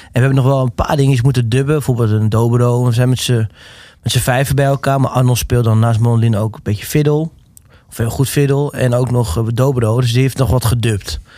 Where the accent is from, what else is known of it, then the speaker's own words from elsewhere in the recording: Netherlands; Omdat ik me toch wel de Nederlander voelde.